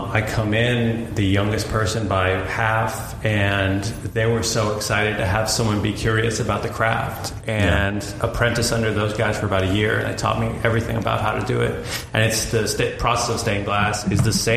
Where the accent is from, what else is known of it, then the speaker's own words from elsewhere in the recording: Boston, Massachusetts, United States; I grew up in Boston, and you pretty much just get handed a Celtics and Patriots jersey when you come out of the womb there.